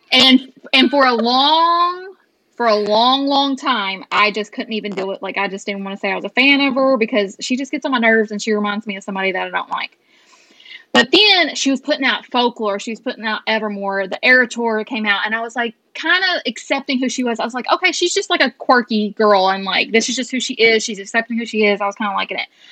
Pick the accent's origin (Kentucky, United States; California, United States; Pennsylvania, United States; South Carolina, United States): Kentucky, United States; Owensboro; born or raised there